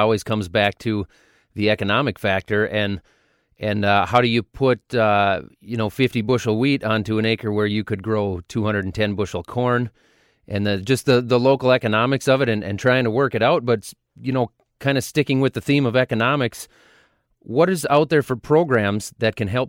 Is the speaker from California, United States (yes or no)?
no; Minnesota, United States; I'm from Minnesota